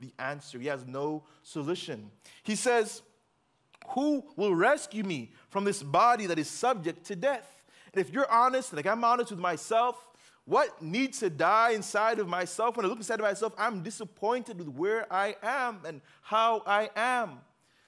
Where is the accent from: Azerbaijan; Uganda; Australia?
Uganda; moved away; I grew up in Uganda